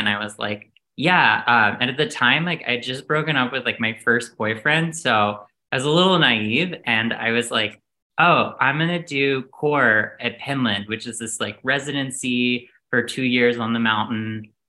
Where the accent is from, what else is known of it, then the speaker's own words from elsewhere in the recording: Outer Banks, North Carolina, United States; moved away as an adult; now in New York, United States; So originally, I'm from North Carolina. I'm from the coast of North Carolina, the Outer Banks. My dad was a fisherman and a beekeeper, and my mom was a gynecologist. And I'm also adopted.